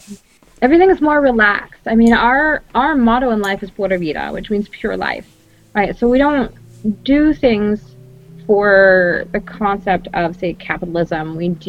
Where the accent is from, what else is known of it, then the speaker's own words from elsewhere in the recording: Costa Rica; now in Canada; I grew up in Costa Rica.